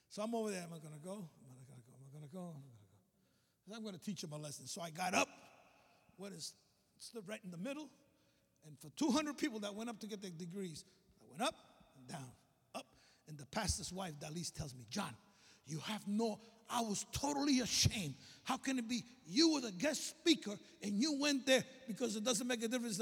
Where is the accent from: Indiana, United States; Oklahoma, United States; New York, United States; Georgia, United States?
New York, United States; New York City; moved away as an adult; also born or lived in Alabama; I came from Brooklyn